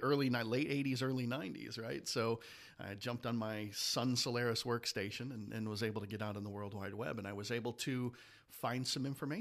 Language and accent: English; Detroit, Michigan, United States; now in Ohio, United States; And I'll make the disclaimer that I am a Buckeye, but I'm from Detroit originally, in Michigan. The whole family's from Michigan.